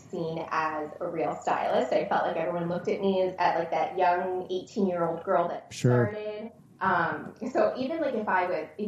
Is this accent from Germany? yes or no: no; Philadelphia, Pennsylvania, United States; also born or lived in Richmond, Virginia / Israel; eventually settled in like Northeast Philly, which is primarily where my childhood, you know, where I was raised